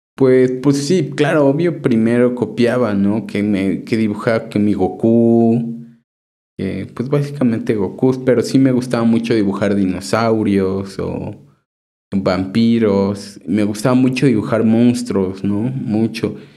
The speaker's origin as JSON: {"language": "Spanish", "town": "Chignahuapan", "region": "Puebla", "country": "Mexico", "moved": "yes", "lives_now": "Puebla, Mexico", "said": "mi pueblo"}